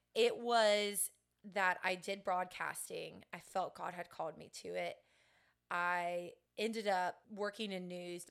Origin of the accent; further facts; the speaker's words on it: Sebring, Florida, United States; I'm from Central Florida, grew up in Sebring